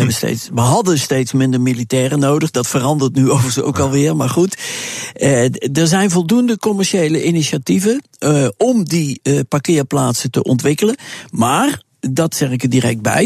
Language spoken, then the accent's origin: Dutch; Netherlands; als Nederlander